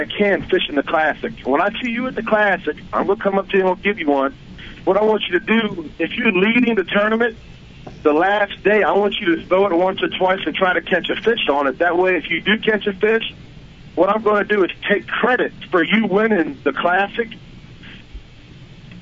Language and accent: English; White Oak, the South, United States; I'm from White Oak. I'm from I'm from south of y'all.